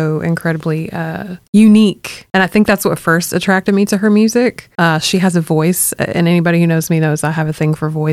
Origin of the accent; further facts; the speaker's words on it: Beaumont, Texas, United States; Growing up in Beaumont